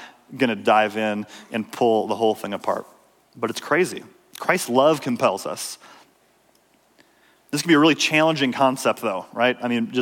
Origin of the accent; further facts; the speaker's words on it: Minnesota, United States; I grew up in Minnesota.